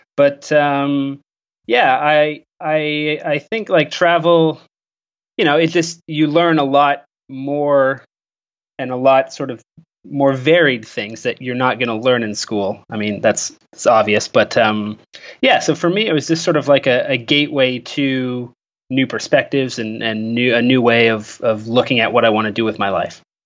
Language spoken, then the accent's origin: English; Canada; I'm from Canada